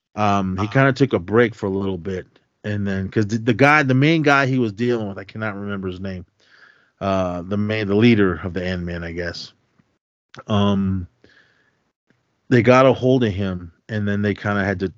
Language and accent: English; Oakland, California, United States; we had growing up in Oakland.